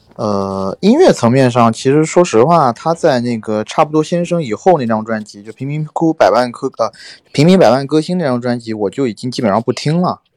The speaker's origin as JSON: {"language": "Chinese", "country": "China", "said": "港台那边有一些俗语和他们一些讲话的方式是和我们大陆这边不太一样的"}